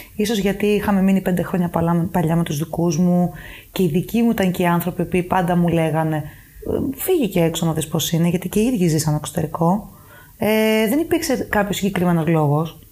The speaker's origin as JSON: {"language": "Greek", "town": "Paros", "region": "South Aegean", "country": "Greece", "tie": "born or raised there", "also_born_or_lived": "Athens, Greece / Germany", "moved": "as an adult", "lives_now": "Luxembourg", "said": "Μετά είχαμε εξοχικό ένα σπίτι στην Πάρο και αποφασίσαμε να μείνουμε μόνιμα για να μεγαλώσω κοντά στη θάλασσα."}